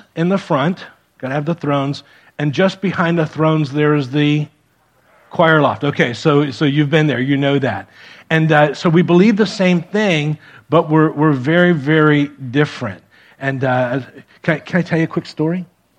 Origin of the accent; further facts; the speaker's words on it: Miami, Florida, United States; moved away as an adult; also born or lived in Defiance, Ohio; I grew up in Miami